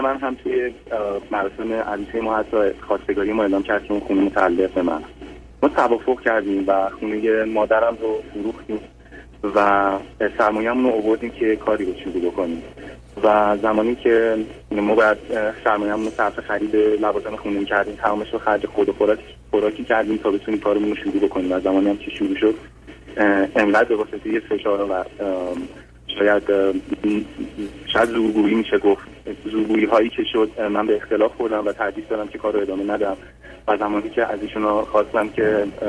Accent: Iran; moved away as an adult; از سال 2013 هستش که از ایران بیرون اومدم

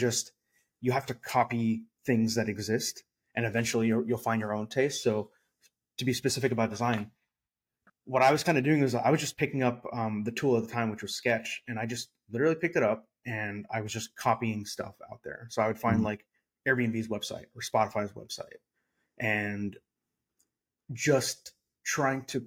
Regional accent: San Francisco Bay Area, California, United States; now in Austin, United States; I'm from the San Francisco Bay Area.

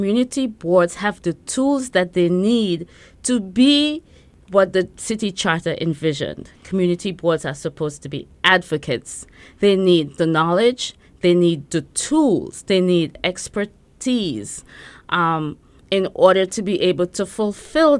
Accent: Trinidad & Tobago; now in Brooklyn, United States; I grew up in Trinidad. I'm from Trinidad and Tobago

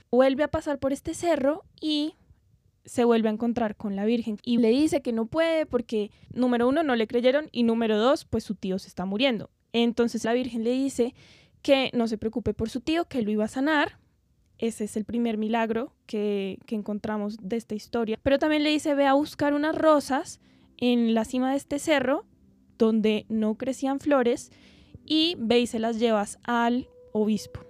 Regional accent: Bogotá, Colombia; nosotros pues somos colombianos, nacimos en Bogotá

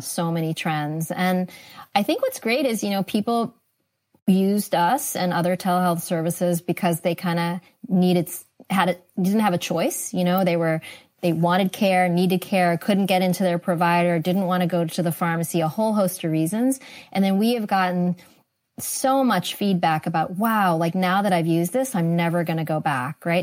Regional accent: East Coast, United States; moved away as an adult; also born or lived in Singapore; now in California, United States; I grew up on the East Coast

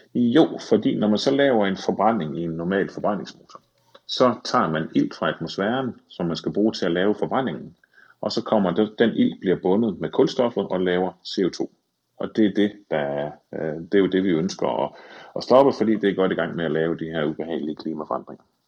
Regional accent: Thy, North Denmark Region, Denmark; jeg voksede op i Thy

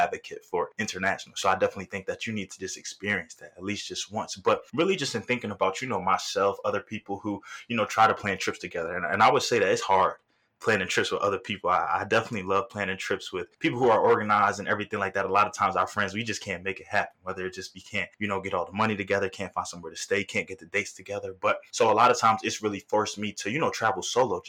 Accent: the North, Northeast, United States; also born or lived in New York / Philadelphia; growing up in the North and between New York and Philadelphia

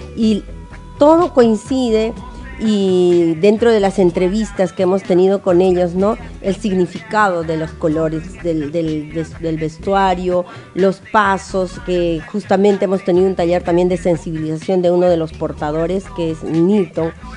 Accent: Ayacucho, Peru; now in Tacna, Peru; Yo en cierta manera sí soy ayacuchana

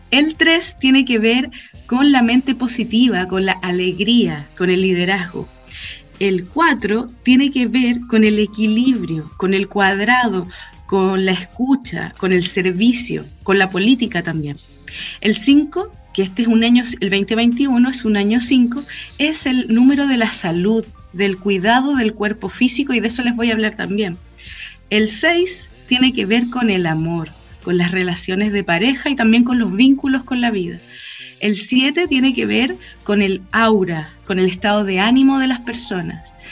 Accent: Chile; porque hace un cambio respecto a nuestra necesidad como chilenos de ser firmes.

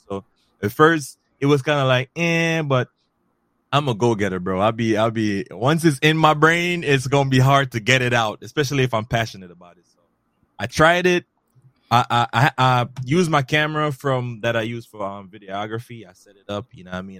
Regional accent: Jamaica; also born or lived in Bronx, New York City; now in New York City, United States; I was born and raised originally in Jamaica, but now mm-hmm. I reside in New York City, in the Bronx

